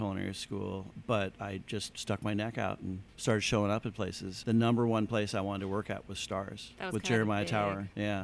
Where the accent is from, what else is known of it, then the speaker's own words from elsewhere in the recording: Washington, District of Columbia, United States; moved away as an adult; now in San Francisco, United States; I grew up in the Washington, D.C. area.